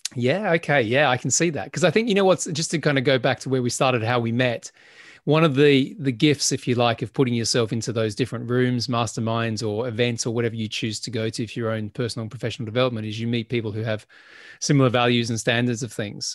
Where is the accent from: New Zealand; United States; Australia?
Australia; Adelaide, South Australia; moved away as an adult; when I left my hometown in Adelaide, South Australia